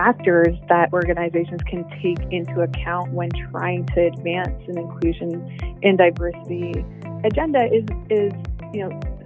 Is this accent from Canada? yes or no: yes; small town Ontario, Canada; now in Toronto, Canada; I was born in Canada and I grew up in small town Ontario as one of a very few visible minorities.